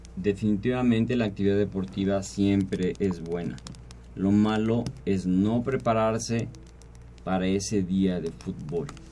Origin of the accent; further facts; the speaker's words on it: Mexico; La sociedad mexicana somos, la familia mexicana es muy unida